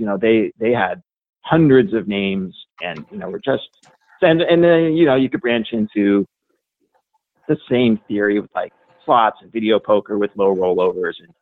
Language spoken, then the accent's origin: English; Oregon, United States; I grew up in Oregon